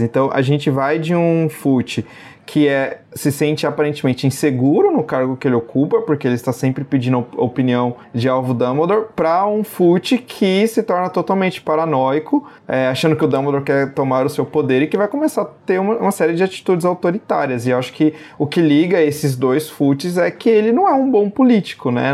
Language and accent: Portuguese; Brazil; nós, enquanto brasileiros